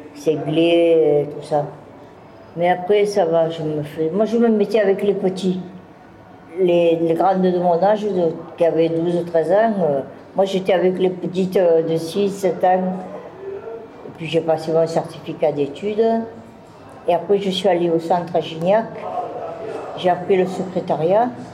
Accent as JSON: {"language": "French", "town": "Marseille", "region": "Provence-Alpes-Côte d'Azur", "country": "France", "tie": "born or raised there", "also_born_or_lived": "Toulouse / Nice / Narbonne", "said": "Je suis née à Marseille le 14 septembre 1954"}